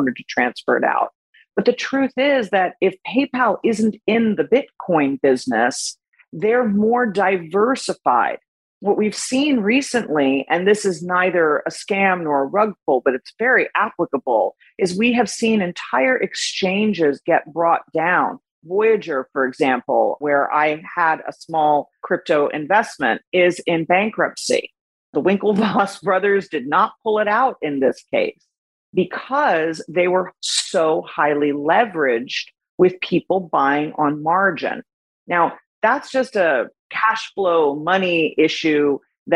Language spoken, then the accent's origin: English; Miami, Florida, United States